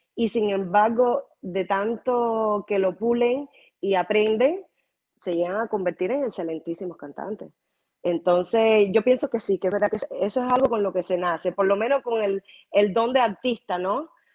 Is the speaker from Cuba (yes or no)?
yes; Havana, La Habana, Cuba; also born or lived in Cienfuegos, Cuba; now in Miami, United States; yo nací realmente en Cienfuegos. Eh, mi mamá y mi papá estaban trabajando eventualmente en esos tiempos allá en Cienfuegos y llegué yo y entonces mi mamá parió en Cienfuegos, pero Cienfuegos no me registró y obviamente mi mamá y mi papá automáticamente se fueron de nuevo para La Habana y me registraron en La Habana y, entonces yo no tengo recuerdo de Cienfuegos, no tengo, pero, y me considero de L